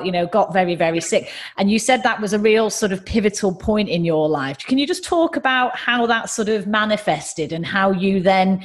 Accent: United Kingdom; accent: northern; my accent is far more northern than yours

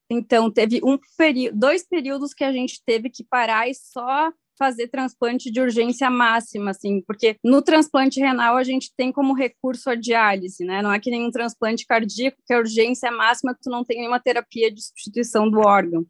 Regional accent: Horizontina, Rio Grande do Sul, Brazil; moved away as an adult; now in Porto Alegre, Brazil; Realmente aqui de Porto Alegre, sou gaúcha de Horizontina, bem do interior do estado. É, vim para cá para fazer medicina e acabei ficando

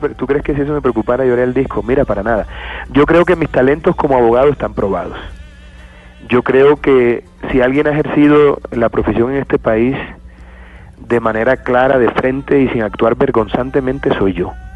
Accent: Montería, Córdoba, Colombia; yo me crié en Montería

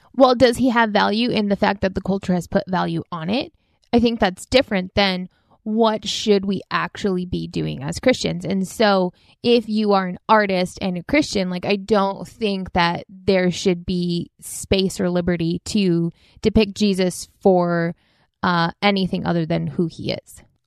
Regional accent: United States; growing up in the United States

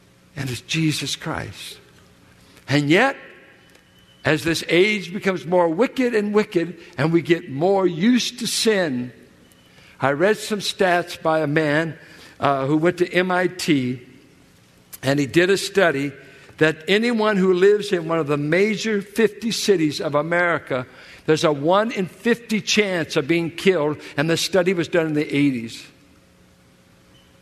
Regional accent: Richmond, California, United States; where I grew up in Richmond, 6th and Cutting, south of Carlson

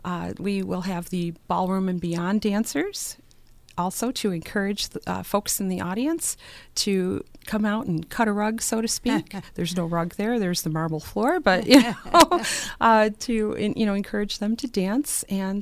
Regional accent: Buffalo, New York, United States; Born and raised in Buffalo, in the Buffalo area

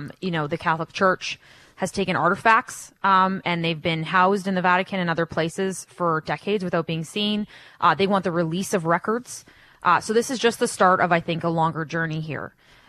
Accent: Canada

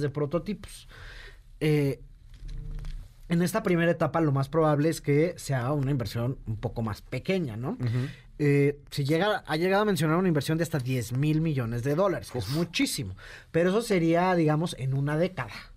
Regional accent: Mexico

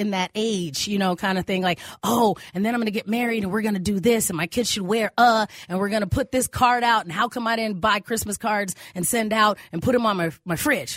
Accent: Arizona, United States; now in Minnesota, United States; in my family, we grew up in Arizona

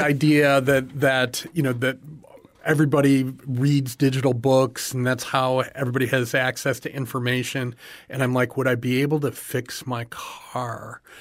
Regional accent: Chicago, Illinois, United States; now in Everglades City, United States; grew up in the Chicago area

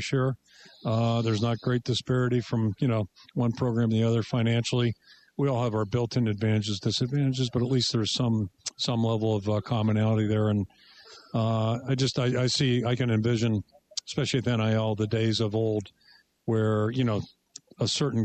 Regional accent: Pittsburgh, Pennsylvania, United States; the Pittsburgh Pirates, my hometown team

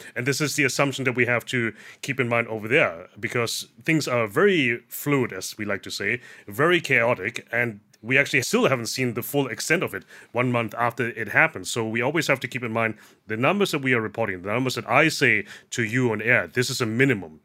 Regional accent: Germany; now in Thailand; I was born and raised in Germany.

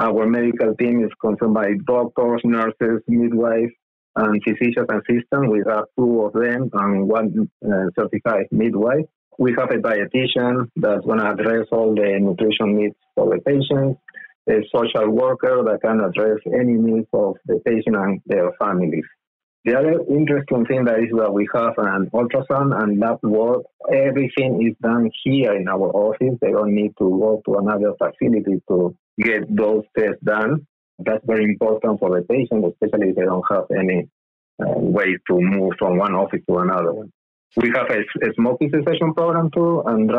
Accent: Argentina; also born or lived in Lima, Peru / Philadelphia, United States; now in United States; I was born in Lima, Peru, and raised in Argentina

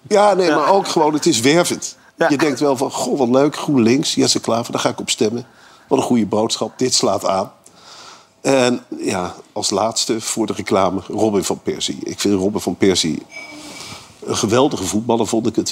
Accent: Arnhem, Gelderland, Netherlands; ik kom uit Arnhem.

